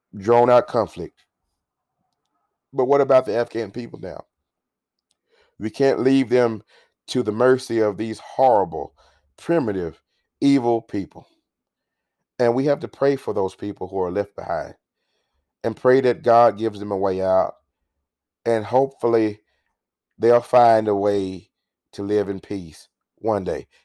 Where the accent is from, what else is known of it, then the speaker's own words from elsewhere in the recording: United States; We as an American people